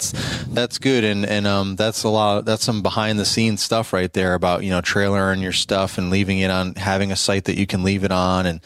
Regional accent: Maryland, United States; we're from Maryland.

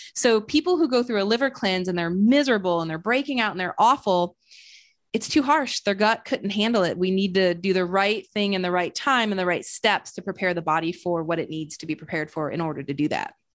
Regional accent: Flint, Michigan, United States; now in Austin, United States; I'm originally from Flint, Michigan.

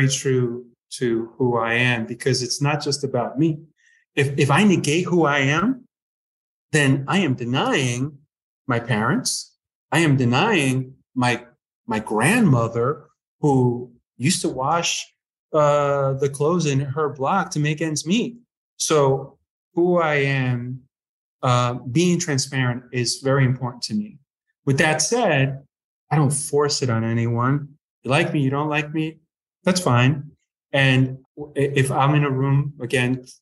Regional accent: United States; I grew up right outside New York and spent a lot of time in New York

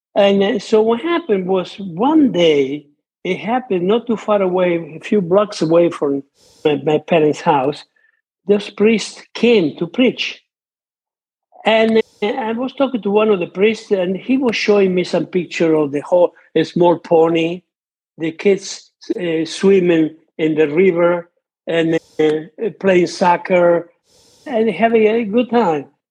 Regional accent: between Rome and Naples, near Monte Cassino, Lazio, Italy; English is a second language; moved away; I was born in Italy between Rome and Naples uh, during World War II, and everything. The area where my parents live was the area close to Monte Cassino

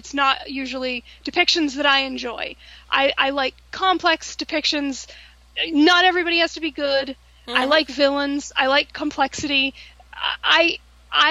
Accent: New England, United States; moved away; also born or lived in New York; I am originally from New England

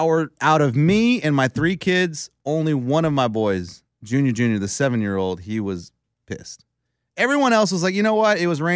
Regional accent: Nashville, Tennessee, United States; I'm from Nashville.

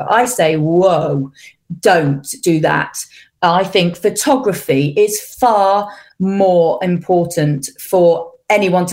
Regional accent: England, United Kingdom; moved away as an adult; now in Switzerland; because I'm English, but also because I'm an English camera person in Switzerland.

